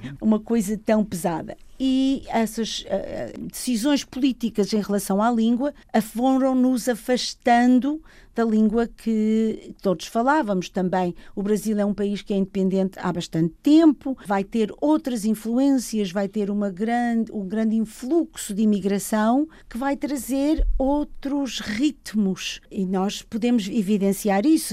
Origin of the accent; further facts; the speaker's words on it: Lisbon, Portugal; moved away; Nasci em Arroios, num edifício ao lado do Registro Civil